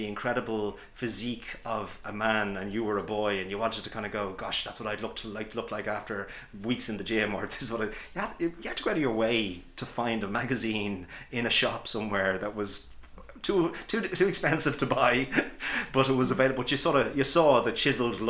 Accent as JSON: {"language": "English", "country": "Ireland", "tie": "born or raised there", "said": "Many of us growing up in Ireland, going back 20, 30, 40 years"}